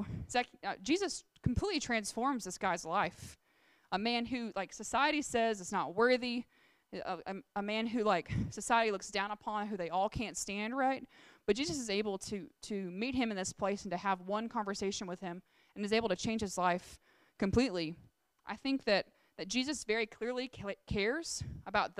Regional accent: Alabama, United States; we grew up in Alabama, like, you're supposed to go to church

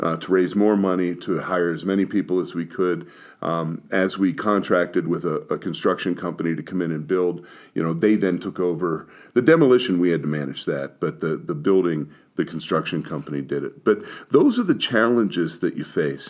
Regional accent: Pittsburgh, Pennsylvania, United States; I was born in Pittsburgh

